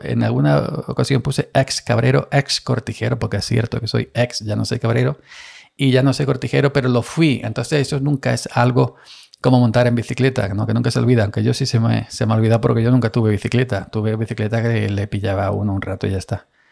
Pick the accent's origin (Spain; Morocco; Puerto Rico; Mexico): Spain; Andalusia; soy andaluz